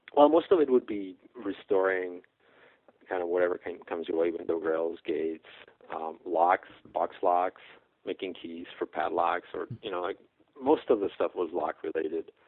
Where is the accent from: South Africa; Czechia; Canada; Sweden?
Czechia; moved away; from the Czech Republic. That's where I grew up.